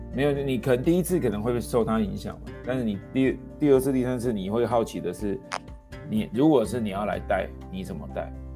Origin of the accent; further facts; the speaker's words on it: Taiwan; 像我就是独生子网从台湾长大